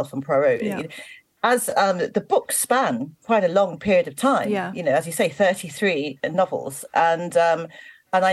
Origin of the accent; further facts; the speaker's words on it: London, United Kingdom; moved away; I am from South London originally. I live in the countryside now, but I'm from South London originally.